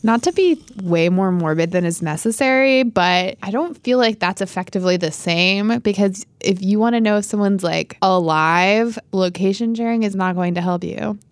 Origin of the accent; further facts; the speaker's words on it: upstate New York, United States; moved away; my hometown, which is a very small hamlet in upstate New York